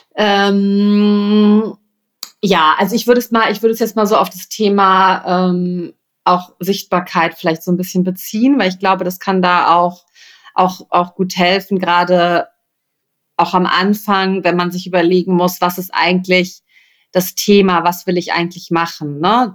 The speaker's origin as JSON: {"language": "German", "region": "Rhineland", "country": "Germany", "tie": "born or raised there", "said": "ich komme aus dem Rheinland, ne? Also das ist irgendwie meine Heimat."}